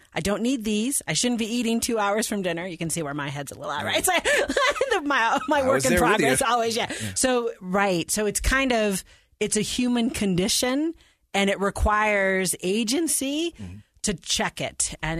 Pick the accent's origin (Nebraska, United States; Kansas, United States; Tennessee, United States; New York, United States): New York, United States; But you know, I'm not from Chicago. I'm actually a New York Giants fan